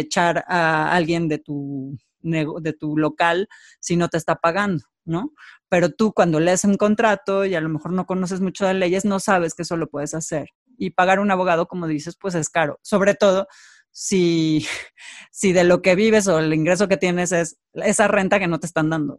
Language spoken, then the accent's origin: Spanish; Mexico; como mexicanos